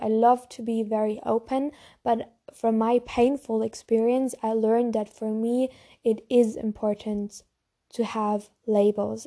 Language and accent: English; Germany; I also have a German YouTube channel because I'm from Germany